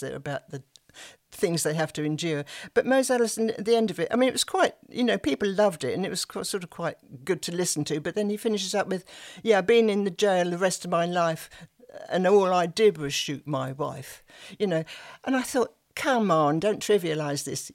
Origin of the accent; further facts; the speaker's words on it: Sussex, South East England, United Kingdom; accent: Sussex; also born or lived in South London; my Sussex voice